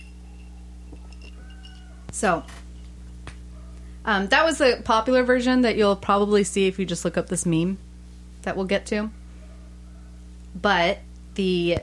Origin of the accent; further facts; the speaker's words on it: United States; we're Americans